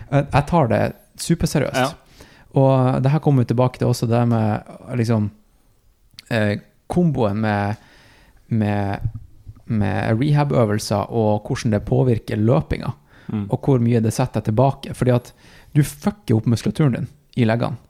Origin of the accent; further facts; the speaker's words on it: Tromsø, Troms, Norway; moved away; also born or lived in Oslo; jeg er tilbake i Tromsø. Eh, min hjemby.